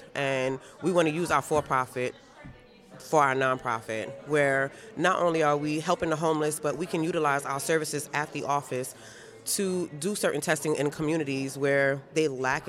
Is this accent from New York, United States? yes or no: yes; Queens, New York, United States; Okay. Well, I'm from Queens, so.